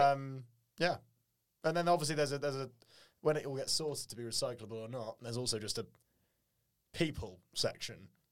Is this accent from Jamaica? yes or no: no; England, United Kingdom; we're English